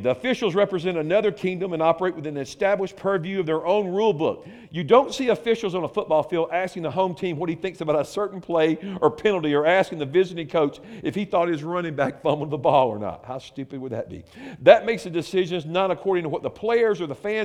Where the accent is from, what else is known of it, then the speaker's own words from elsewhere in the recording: United States; Growing up in America